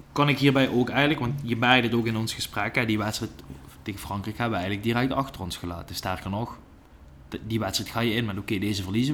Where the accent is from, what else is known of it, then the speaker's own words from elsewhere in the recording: Netherlands; ik als Nederlander